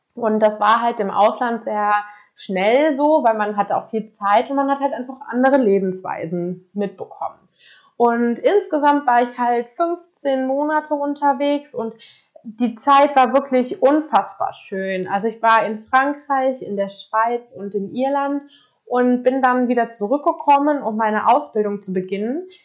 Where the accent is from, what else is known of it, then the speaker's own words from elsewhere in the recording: Koblenz, Rhineland-Palatinate, Germany; moved away as an adult; ich komme aus Koblenz ähm, und habe dort auch ganz normal mein Abitur gemacht